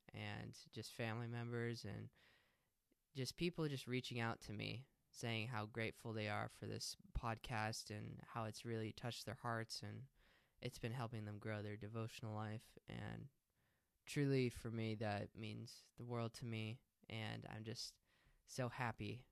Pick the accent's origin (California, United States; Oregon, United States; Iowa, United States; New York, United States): Oregon, United States; hometown about 15 minutes from Albany; I'm still going to root for my hometown